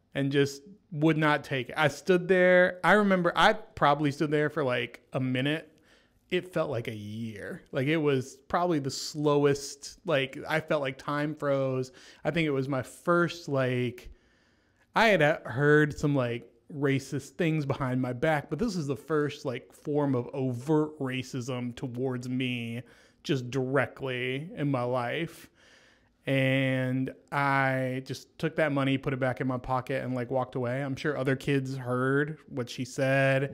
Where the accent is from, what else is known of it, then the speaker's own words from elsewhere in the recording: Franklin, Tennessee, United States; I went to school in Franklin